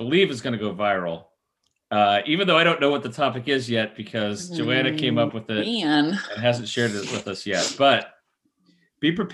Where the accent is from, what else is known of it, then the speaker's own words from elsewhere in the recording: United States; I'm American. We only speak English and sarcasm down here